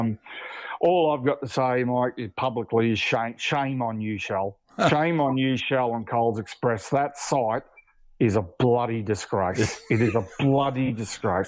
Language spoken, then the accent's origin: English; Queensland, Australia; I'm a Queenslander